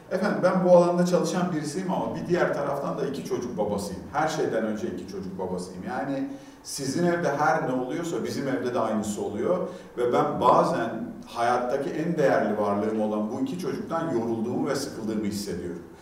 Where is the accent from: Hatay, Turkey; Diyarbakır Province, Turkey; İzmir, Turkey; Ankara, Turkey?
Hatay, Turkey; Antakya; born there; Ben 1974 yılında Hatay Antakya'da doğdum.